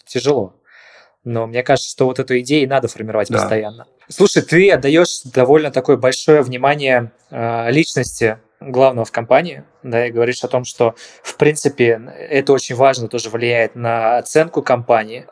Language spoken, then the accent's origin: Russian; Saint Petersburg, Russia; я сам из Питера просто. Я, я все детство провел на Новочеркасской